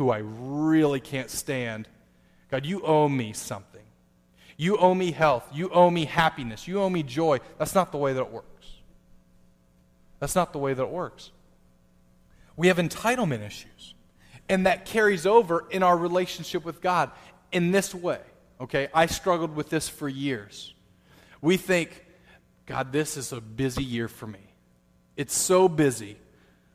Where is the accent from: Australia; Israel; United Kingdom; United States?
United States; Being an American, especially a Christian American